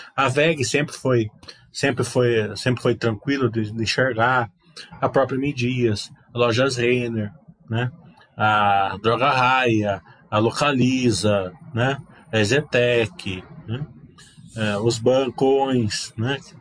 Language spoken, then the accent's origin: Portuguese; Brazil